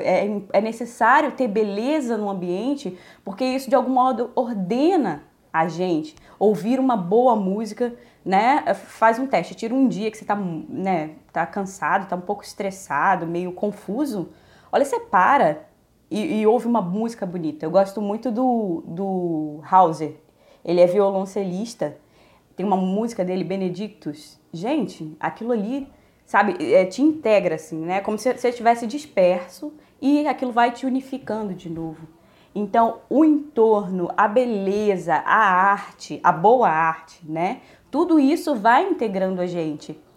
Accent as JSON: {"language": "Portuguese", "region": "Minas Gerais", "country": "Brazil", "tie": "born or raised there", "moved": "yes", "lives_now": "Rio de Janeiro, Brazil", "said": "Eu, eu fui criada em Minas, depois vim para o Rio"}